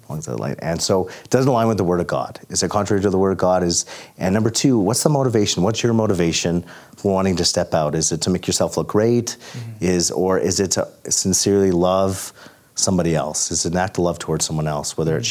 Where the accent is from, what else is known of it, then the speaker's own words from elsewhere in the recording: Calgary, Alberta, Canada; now in Cold Lake, Canada; I'm originally born and raised in Calgary